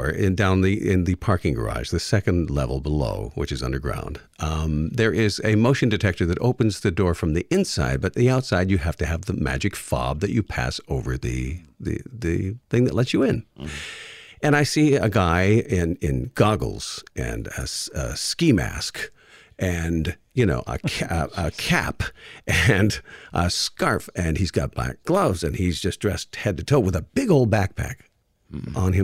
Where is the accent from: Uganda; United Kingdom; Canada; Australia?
Canada; now in Detroit, United States; I'm from Canada